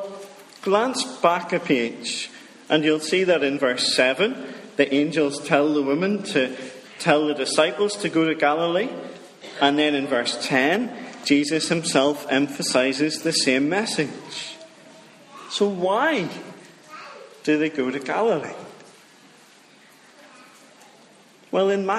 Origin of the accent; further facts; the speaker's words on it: Dromore, Northern Ireland, United Kingdom; moved away as an adult; also born or lived in Fermanagh; now in Richhill, United Kingdom; I'm from Dromore. Now, that's the real Dromore in County Down, not the fake Dromore in County Tyrone